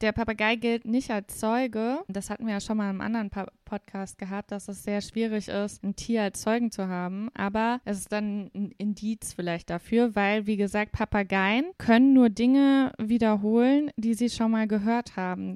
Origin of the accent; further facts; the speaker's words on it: Saarland, Germany; accent: Saarländisch Platt; wir sagen zu unserem Dialekt auch platt.